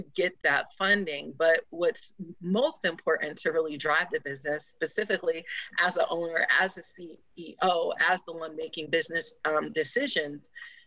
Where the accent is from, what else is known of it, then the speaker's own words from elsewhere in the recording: Boston, Massachusetts, United States; now in Cleveland, United States; I'm originally from Boston